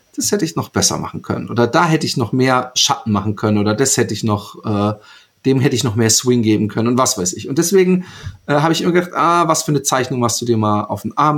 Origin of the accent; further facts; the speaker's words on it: Karlsruhe, Baden-Württemberg, Germany; also born or lived in Bad Godesberg; now in Utrecht, Netherlands; bin ich aufgewachsen in Karlsruhe, geboren in Bad Godesberg und ich lebe in Utrecht in Holland